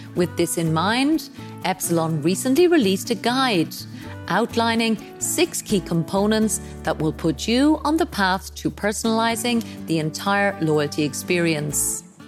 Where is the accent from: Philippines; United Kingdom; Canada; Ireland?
Ireland; moved away as an adult; now in Dubai, United Arab Emirates; my home country of Ireland